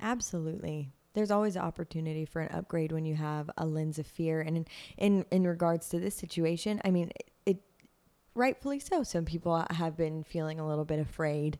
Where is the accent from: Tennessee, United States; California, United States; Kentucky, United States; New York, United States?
Tennessee, United States; Nashville; I'm like third generation Nashvilleian.